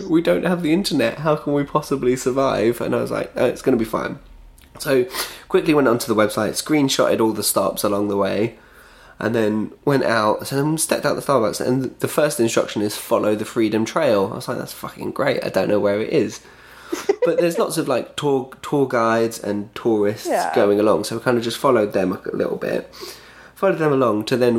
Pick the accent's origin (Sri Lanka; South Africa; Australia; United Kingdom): United Kingdom; now in Brooklyn, United States